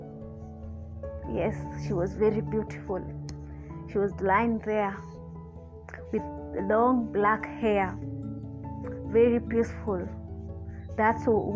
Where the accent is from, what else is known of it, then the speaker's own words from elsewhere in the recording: Gatanga, Murang'a County, Kenya; I was born in Murang'a County, raised in Gatanga.